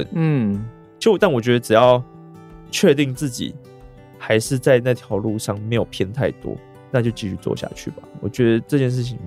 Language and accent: Chinese; Taichung, Taiwan; 对，那是刚好在我台中我的家乡，